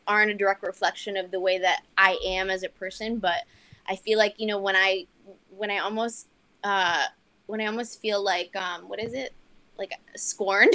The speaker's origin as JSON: {"language": "English", "town": "Miami", "region": "Florida", "country": "United States", "tie": "born or raised there", "also_born_or_lived": "St. Thomas, U.S. Virgin Islands", "said": "I grew up in Miami"}